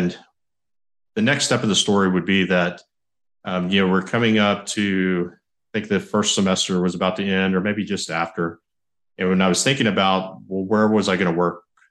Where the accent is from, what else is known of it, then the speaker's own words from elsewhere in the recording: San Marcos, Texas, United States; I graduated high school in San Marcos, Texas, my hometown